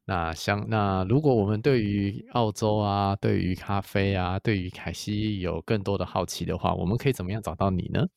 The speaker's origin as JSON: {"language": "Chinese", "country": "Taiwan", "said": "我们台湾人"}